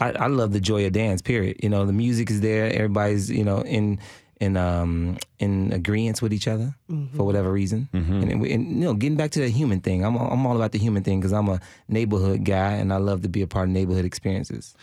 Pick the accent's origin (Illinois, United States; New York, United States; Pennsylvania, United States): Illinois, United States; Chicago; also born or lived in Switzerland; now in Nashville, United States; I grew up in Chicago, so we had house music